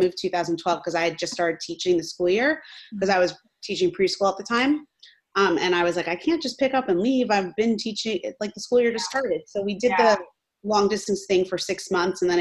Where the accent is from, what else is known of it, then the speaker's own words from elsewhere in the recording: New York, United States; moved away as an adult; also born or lived in Northern California; now in Los Angeles, United States; I'm originally from New York